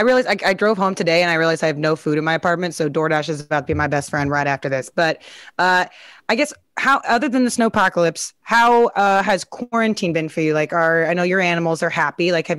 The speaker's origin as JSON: {"language": "English", "region": "Midwest", "country": "United States", "said": "because I'm from the Midwest. This is a normal thing."}